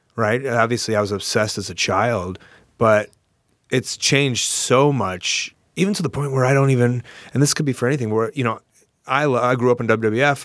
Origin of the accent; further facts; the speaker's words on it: Deerfield, Illinois, United States; I grew up in Deerfield